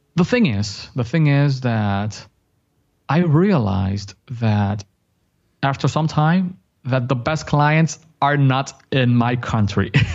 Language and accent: English; Dominican Republic; first language Spanish; English is a second language; I'm from Dominican Republic